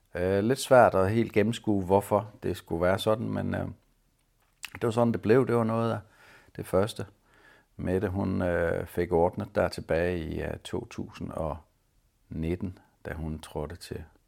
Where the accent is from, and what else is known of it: Denmark